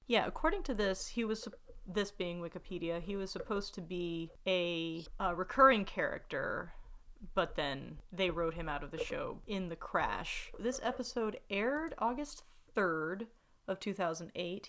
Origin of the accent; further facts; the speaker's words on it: the South, United States; growing up in the South